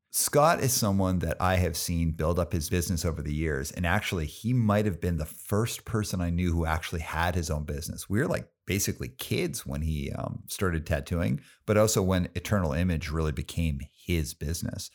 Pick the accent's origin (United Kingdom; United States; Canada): Canada; Calgary, Alberta; I grew up in Calgary